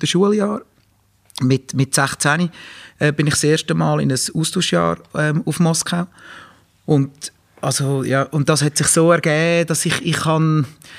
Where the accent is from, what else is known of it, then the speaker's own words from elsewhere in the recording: Ennetbürgen, Nidwalden, Switzerland; ich bin ja in Ennenbürgen aufgewachsen